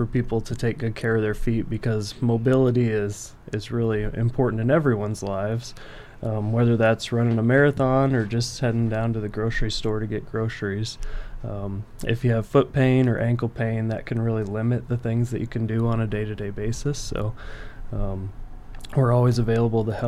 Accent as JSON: {"language": "English", "region": "Central Iowa", "country": "United States", "moved": "as an adult", "lives_now": "Brookings, United States", "said": "I'm from Central Iowa originally, and I did all of my school and residency in Iowa"}